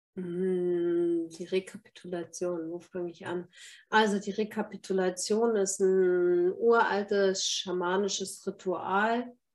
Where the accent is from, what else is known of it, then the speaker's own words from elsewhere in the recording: Germany; bei uns in Deutschland